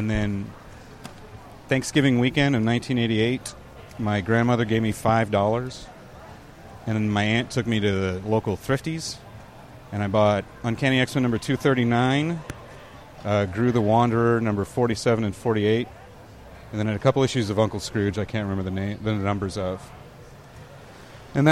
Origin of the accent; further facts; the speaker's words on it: San Diego, California, United States; also born or lived in Walnut, California / Alpine, California; I grew up in San Diego, California, and I consider myself a San Diegan, but I was actually born not far from where we're standing right now, in Walnut, California, and spent most of my childhood there. We moved to San Diego when I was 12